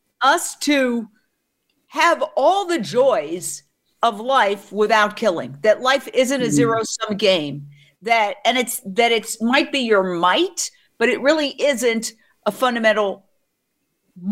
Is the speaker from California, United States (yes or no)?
no; New York, United States; I grew up in New York right near the Carnegie Deli.